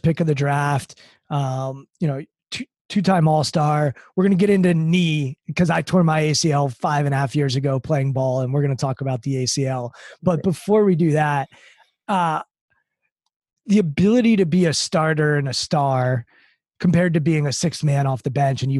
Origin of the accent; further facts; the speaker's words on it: Maryland, United States; I grew up in Maryland